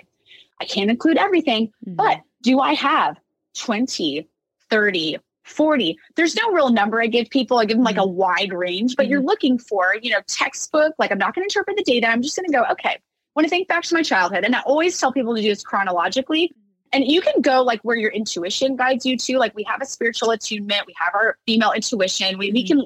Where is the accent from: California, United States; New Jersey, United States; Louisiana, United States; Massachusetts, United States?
California, United States; Orange; my hometown, Orange, California